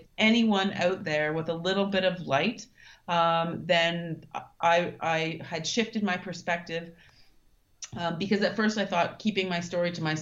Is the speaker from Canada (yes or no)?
yes; Thunder Bay, Ontario, Canada; moved away as an adult; also born or lived in Germany / Singapore / Russia; now in Kathmandu, Nepal; I'm originally from Thunder Bay